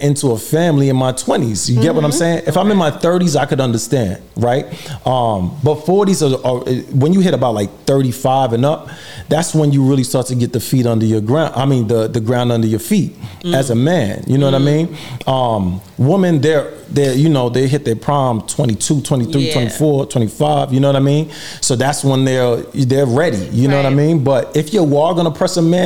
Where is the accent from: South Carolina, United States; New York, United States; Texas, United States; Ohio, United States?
New York, United States; New York City; I'm an actor from Brooklyn, New York.